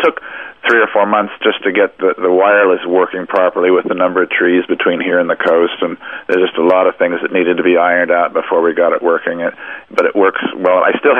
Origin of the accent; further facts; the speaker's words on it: California, United States; It's like Los Angeles. I came from Southern California, and it's nothing new to me.